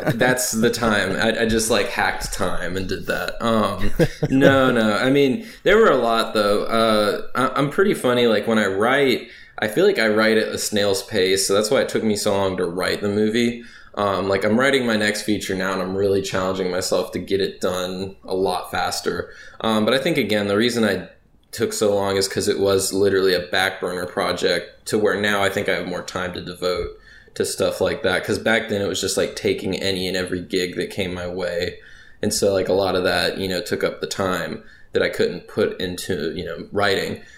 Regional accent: Raleigh, North Carolina, United States; moved away as an adult; now in Louisiana, United States; I'm originally from North Carolina, the Raleigh area to be specific. It's the capital of the state born and raised there, lived there most all my life.

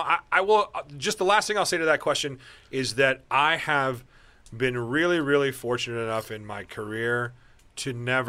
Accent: Omaha, Nebraska, United States; moved away; We grew up in Omaha together.

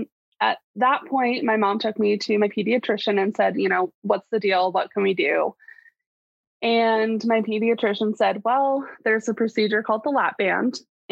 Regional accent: Washington, United States; So I'm from Washington, so neighbors to Oregon. And I'm 26, almost 27. I'll be 27 on Sunday.

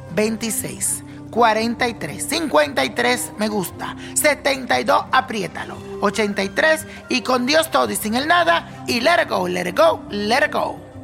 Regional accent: Dominican Republic; en mi país, República Dominicana

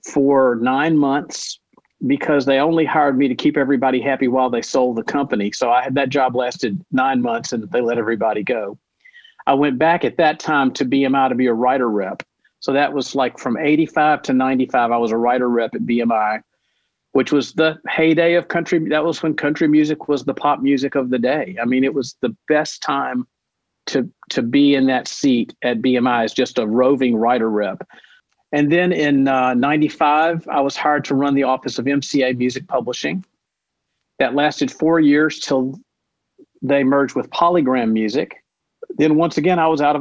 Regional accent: Nashville, Tennessee, United States; I'm born and raised in Nashville.

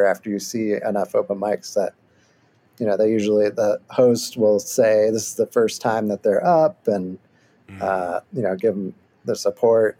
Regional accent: Michigan, United States; now in Austin, United States; I am from Michigan

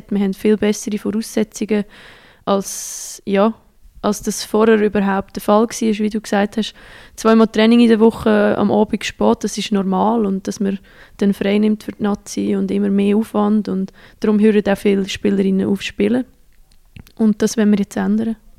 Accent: Central Switzerland, Switzerland; moved away as an adult; also born or lived in Sweden; in meiner Heimat, die Zentralschweiz

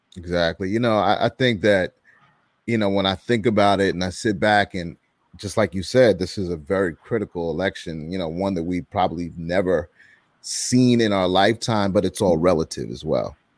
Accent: New York, United States; also born or lived in Gwinnett County, Georgia; now in Atlanta, United States; I'm originally from New York, but I live in Atlanta

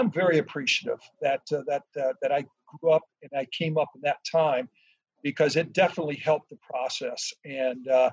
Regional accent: San Diego, California, United States; also born or lived in Detroit; I'm from San Diego

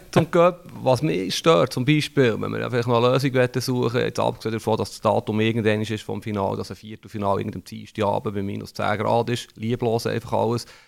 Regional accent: Bern, Switzerland; wo ich bin in den 80er Jahren aufgewachsen in Bern

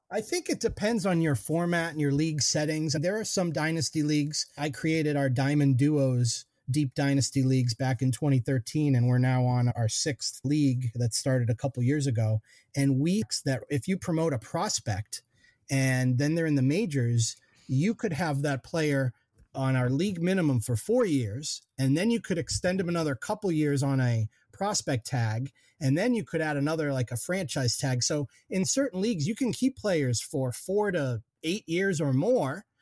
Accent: Eastern Massachusetts, United States; now in Western Massachusetts, United States; I'm a Western Mass transplant. Actually, I grew up in Eastern Mass, but oh, now West now Western Mass is home

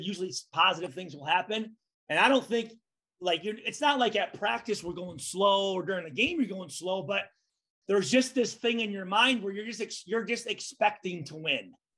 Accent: Midwest, United States; I grew up in the Midwest

